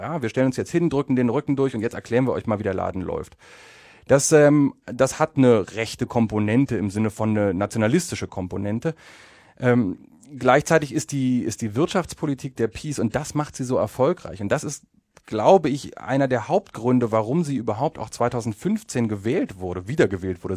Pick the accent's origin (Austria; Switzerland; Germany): Germany; moved away as an adult; now in Poland; ich komme aus Deutschland